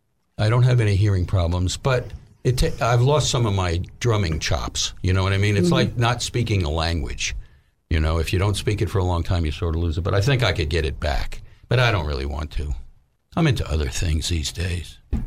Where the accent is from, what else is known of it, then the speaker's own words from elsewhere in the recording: New York, United States; moved away as an adult; now in Little Rock, United States; So we moved back to New York.